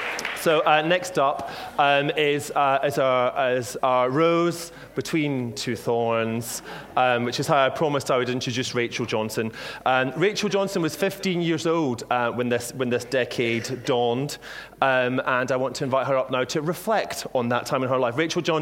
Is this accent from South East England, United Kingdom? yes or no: no; Scotland, United Kingdom; I'm the Scottish Speaker of the Month in Waterstones